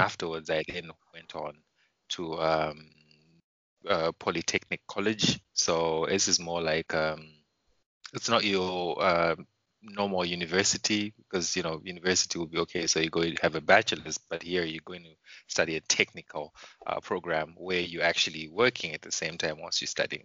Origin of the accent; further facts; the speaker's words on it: Mutare, Manicaland, Zimbabwe; moved away as an adult; now in Warsaw, Poland; pretty much born and raised. Uh, it, it's called the Eastern Highlands, uh, city called Mutare